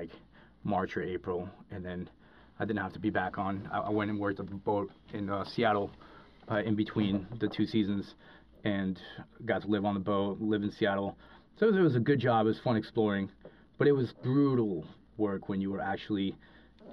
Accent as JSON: {"language": "English", "town": "Cali", "region": "Valle del Cauca", "country": "Colombia", "tie": "born or raised there", "moved": "yes", "said": "when I grew up in Colombia, I grew up in, lived in the city of Cali in Colombia"}